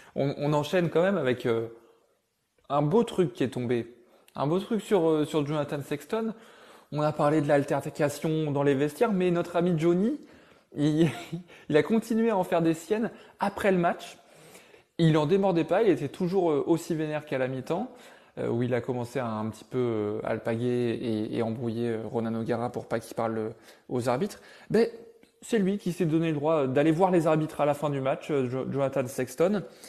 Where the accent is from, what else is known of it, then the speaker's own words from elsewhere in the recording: Bressuire, Nouvelle-Aquitaine, France; Je suis de Bressuire